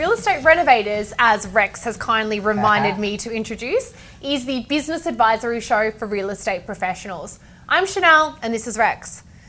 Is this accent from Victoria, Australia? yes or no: yes; Doncaster East, Victoria, Australia; I grew up in Doncaster East.